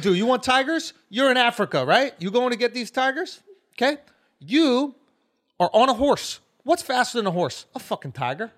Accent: Scotland, United Kingdom; I'm a Scottish kid.

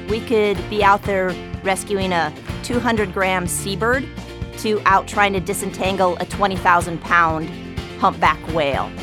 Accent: South Dakota, United States; now in San Diego, United States; I'm actually originally from South Dakota

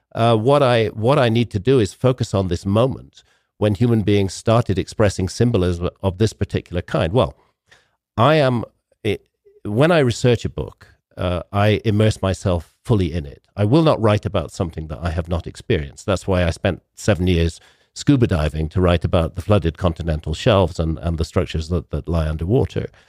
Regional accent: United Kingdom; I come from Britain

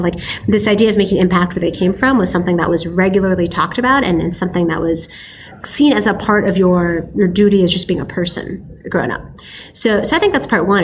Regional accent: Silicon Valley, Bay Area, California, United States; I was born and raised in Silicon Valley

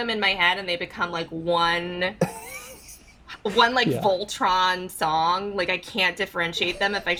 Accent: California, United States; because we're Californian too

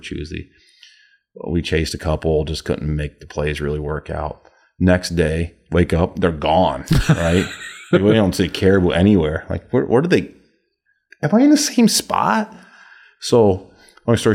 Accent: Montrose, Pennsylvania, United States; I'm like, I'm from Montrose.

